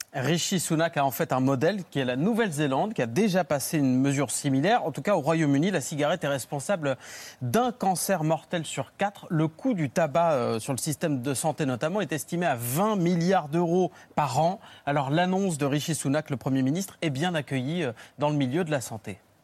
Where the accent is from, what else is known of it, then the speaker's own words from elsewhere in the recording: France; chez nous en France.